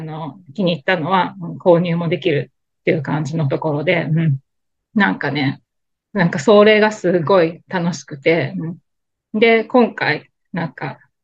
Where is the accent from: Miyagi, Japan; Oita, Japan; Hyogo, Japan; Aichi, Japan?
Hyogo, Japan; Kobe; also born or lived in Tokyo; now in New York, United States; 私神戸なんですけどね、実家が